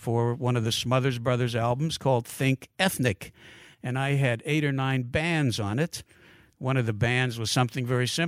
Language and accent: English; Pittsburgh, Pennsylvania, United States; I said, excuse me, I'm from Pittsburgh. I know that marks me as an outlander, but I'm a nice guy.